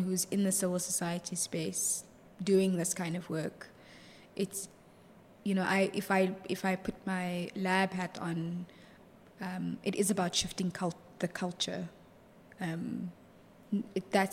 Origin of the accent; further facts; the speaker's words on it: Johannesburg, Gauteng, South Africa; also born or lived in Stellenbosch; I'm from Johannesburg.